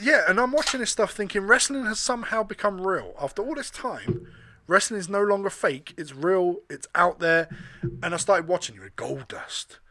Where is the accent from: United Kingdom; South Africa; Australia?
United Kingdom; England; me, as a kid growing up in England